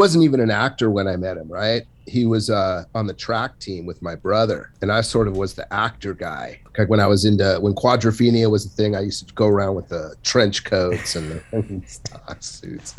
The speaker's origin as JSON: {"language": "English", "town": "Santa Monica", "region": "California", "country": "United States", "tie": "born or raised there", "said": "I'm like from Santa Monica, which wasn't the rich Santa Monica. It was just a working class kind of town back then"}